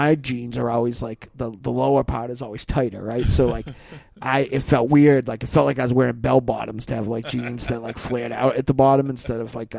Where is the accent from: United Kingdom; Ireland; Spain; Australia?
Ireland; I'm a grower, not a shower. I'm Irish.